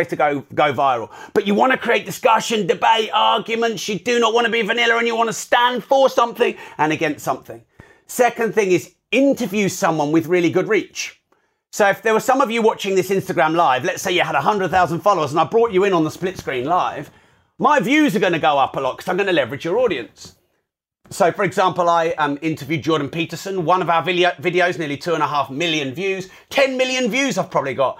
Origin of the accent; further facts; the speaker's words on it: United Kingdom; I'm too British.